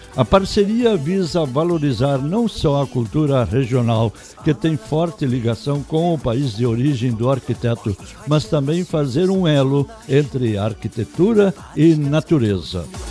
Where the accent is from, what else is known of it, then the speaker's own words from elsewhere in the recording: Chapada, Rio Grande do Sul, Brazil; em Chapada, minha terra natal, enraizada no centro-norte do Rio Grande do Sul